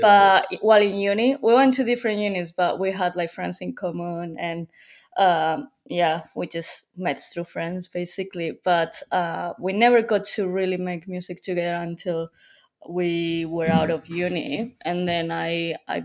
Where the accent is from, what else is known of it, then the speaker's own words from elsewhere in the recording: Madrid, Community of Madrid, Spain; moved away as an adult; now in London, United Kingdom; I'm from Madrid. I just moved to London for university, but I lived all my life in Madrid until I was 18.